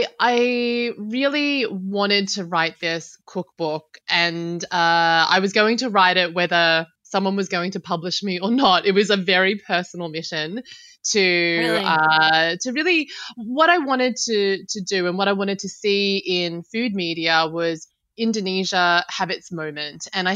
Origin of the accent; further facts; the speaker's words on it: Sydney, New South Wales, Australia; moved away; I grew up in Sydney.